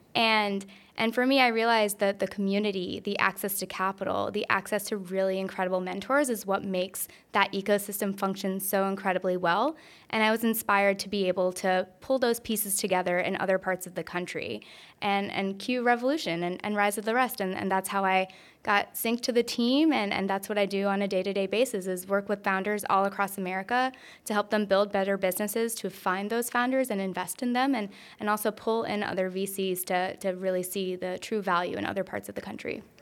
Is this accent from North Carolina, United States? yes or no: yes; North Carolina, United States; I'm originally from North Carolina. I'm a very proud Tar Heel.